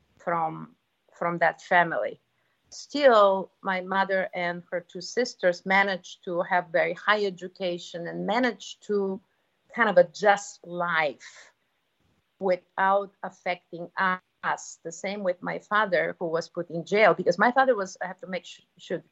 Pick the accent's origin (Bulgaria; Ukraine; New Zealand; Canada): Bulgaria; Sofia, Sofia City; moved away as an adult; now in United States; I was born in Bulgaria, Sofia, which is the capital of Bulgaria, very many, many years ago during the communism. And I have been raised by intellectual family